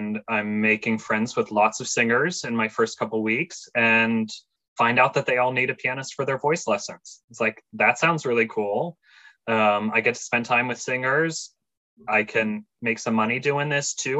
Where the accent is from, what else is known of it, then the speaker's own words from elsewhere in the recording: Gibsonia, Pennsylvania, United States; moved away as an adult; now in Indianola, United States; I hail from Gibsonia, Pennsylvania, which is just north of Pittsburgh